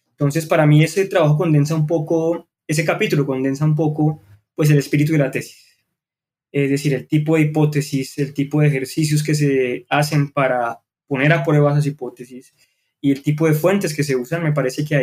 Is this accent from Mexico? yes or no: no; Colombia; born there; estamos viendo este curso pues porque nacimos en Colombia